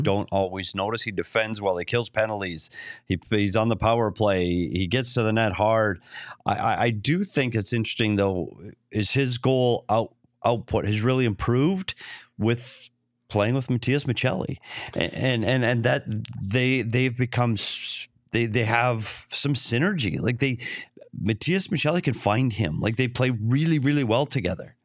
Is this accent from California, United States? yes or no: no; Bemidji, Minnesota, United States; moved away; my hometown of Bemidji, Minnesota